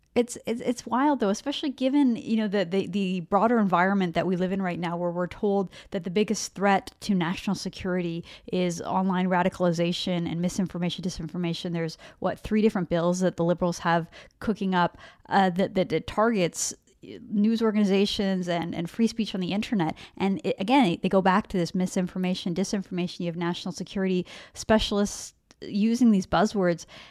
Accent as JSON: {"language": "English", "town": "Vancouver", "region": "British Columbia", "country": "Canada", "tie": "born or raised there", "said": "I grew up in Vancouver"}